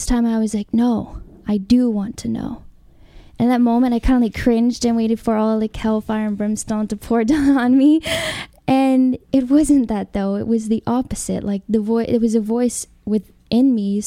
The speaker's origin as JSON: {"language": "English", "region": "Alabama", "country": "United States", "tie": "born or raised there", "also_born_or_lived": "California", "moved": "as an adult", "said": "so I grew up in Alabama in Christianity"}